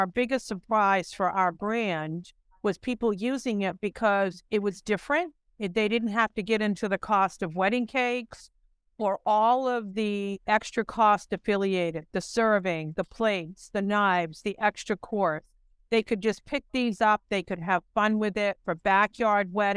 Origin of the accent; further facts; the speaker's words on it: Maine, United States; growing up in Maine